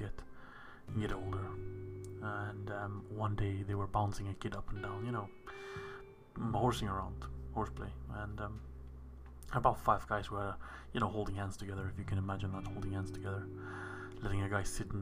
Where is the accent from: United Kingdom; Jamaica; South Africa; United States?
South Africa; I was from South Africa